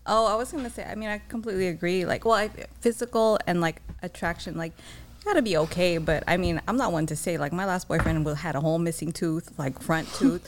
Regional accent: San Diego, California, United States; I'm born and raised in San Diego

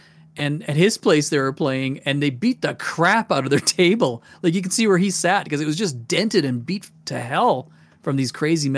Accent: United Kingdom; born there; I was born in Britain, so we come from a British heritage.

